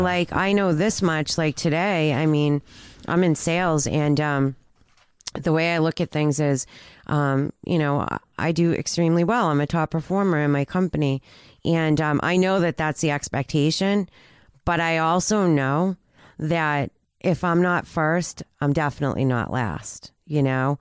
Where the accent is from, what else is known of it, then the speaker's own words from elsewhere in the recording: Peabody, Massachusetts, United States; We grew up in Peabody